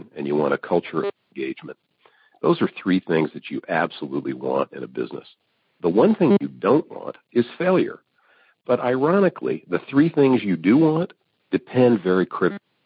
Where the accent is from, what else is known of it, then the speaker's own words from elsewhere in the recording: Evansville, Indiana, United States; moved away; I grew up in Evansville, Indiana